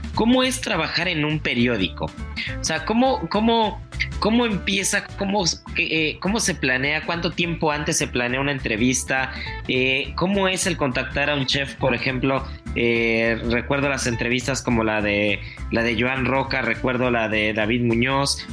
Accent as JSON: {"language": "Spanish", "country": "Mexico", "said": "como buen mexicano"}